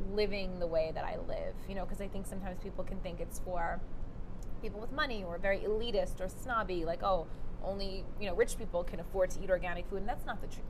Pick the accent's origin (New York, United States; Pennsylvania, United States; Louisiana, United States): New York, United States; New York City; moved away; I grew up in Brooklyn